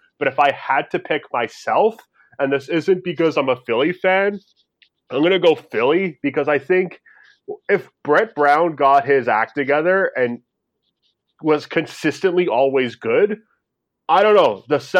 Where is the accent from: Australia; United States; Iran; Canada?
Canada; Toronto, Ontario; we're from Toronto.